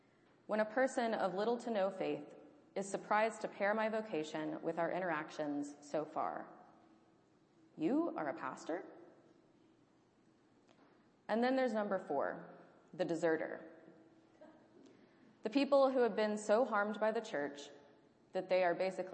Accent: Deep South, United States; moved away; Growing up in the Deep South

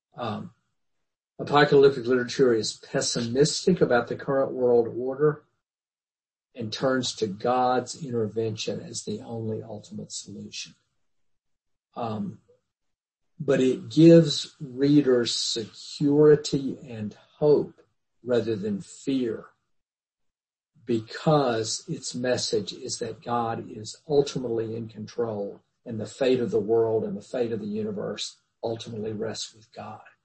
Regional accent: the Bible Belt, United States; when I was a kid growing up in the Bible Belt

